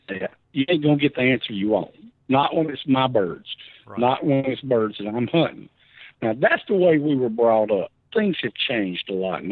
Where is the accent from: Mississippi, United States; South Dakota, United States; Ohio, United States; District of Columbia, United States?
Mississippi, United States; Hattiesburg; I was born and raised in Hattiesburg, Mississippi